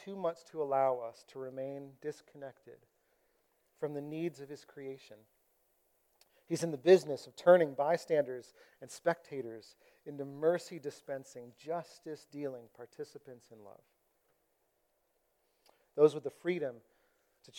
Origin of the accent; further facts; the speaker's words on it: United States; I've been discipled as an American